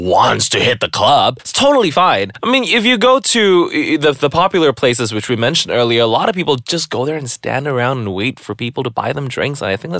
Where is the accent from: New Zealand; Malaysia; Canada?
Malaysia; washes away the shame and the guilt of all the abuse that you know, as a Malaysian kid, everybody has suffered.